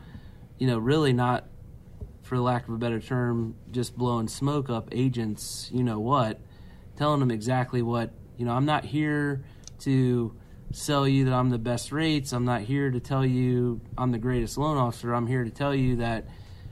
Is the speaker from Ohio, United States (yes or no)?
yes; Cincinnati, Ohio, United States; it's where I grew up. It's my hometown.